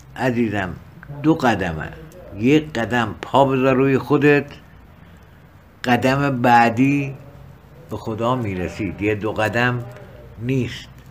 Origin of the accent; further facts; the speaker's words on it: Kermanshah Province, Iran; accent: Kermanshahi local Persian; من بی فارسی کرمانشاهی و محلی حرف میزنم